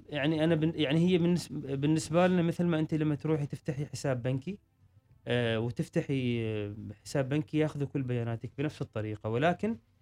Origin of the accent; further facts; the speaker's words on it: Oman; عندنا في عمان